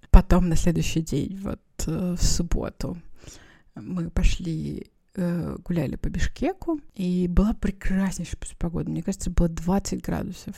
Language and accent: Russian; Perm, Perm Krai, Russia; moved away; в детстве, в Перми были эти магазины